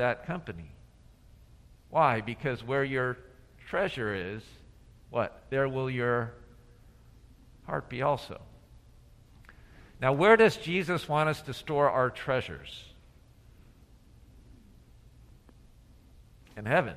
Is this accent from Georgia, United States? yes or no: yes; Atlanta, Georgia, United States; back to my hometown in Atlanta